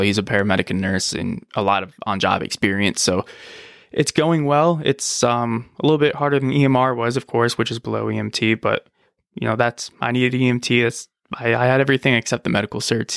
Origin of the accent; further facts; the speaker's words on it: Richmond, Virginia, United States; moved away as an adult; also born or lived in Rochester, New York / Buffalo, New York / West Bend, Wisconsin; now in Wisconsin, United States; I grew up mostly down in Virginia, down in the Richmond area